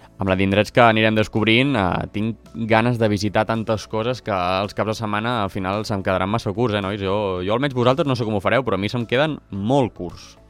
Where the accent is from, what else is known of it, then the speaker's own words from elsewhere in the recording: Catalonia, Spain; Jo, jo sóc català